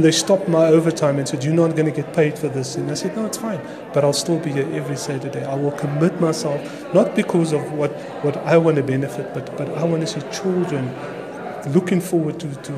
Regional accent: Cape Town, Western Cape, South Africa; You know, I was born in Cape Town

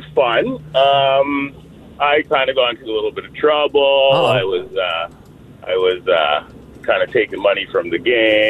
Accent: Edmonton, Alberta, Canada; I'm from Edmonton.

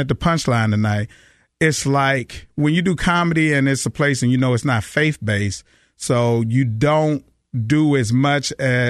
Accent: Texas, United States; moved away; also born or lived in Los Angeles; I'm from Texas

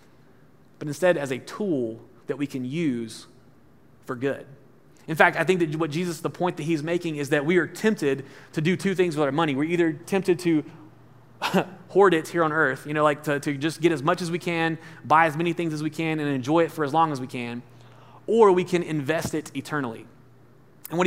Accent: Alabama, United States; moved away; I'm from Alabama, and you know, my high school students joke at me because I talk about Alabama all the time, but it's funny to be in from like the country.

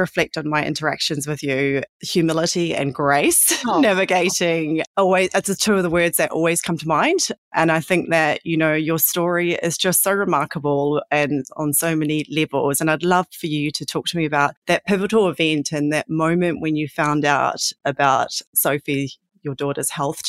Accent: New Zealand; now in Sydney, Australia; I'm a Kiwi. I'm in Sydney.

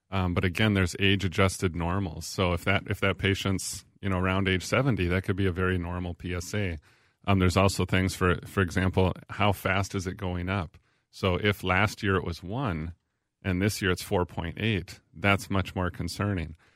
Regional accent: Little Falls, United States; from Little Falls. I'm from Little Falls.

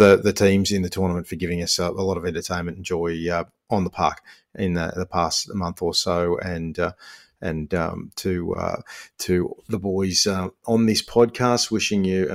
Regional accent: Australia; I'm half Aussie, half Lebanese.

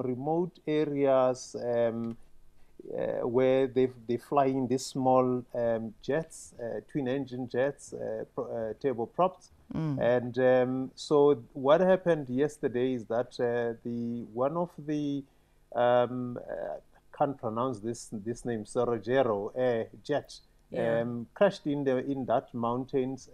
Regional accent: South Africa

